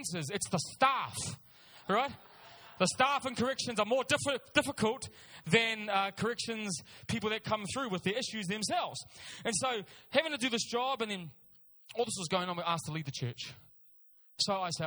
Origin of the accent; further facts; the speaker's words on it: Auckland, New Zealand; I'm born and raised in Auckland. South Auckland is my home.